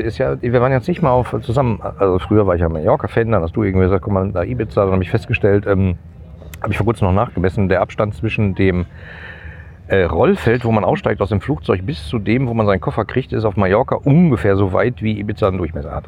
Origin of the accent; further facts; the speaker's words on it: Gladbeck, North Rhine-Westphalia, Germany; als ich in der Grundschule war, wurde, äh, ich komme aus Gladbeck, äh, wurde da gerade die äh, letzte Zeche geschlossen.